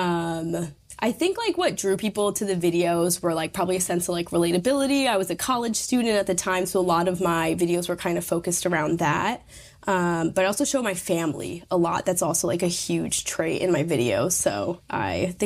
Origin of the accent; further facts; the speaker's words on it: Troy, United States; moved away as an adult; now in New York, United States; it's like kind of my hometown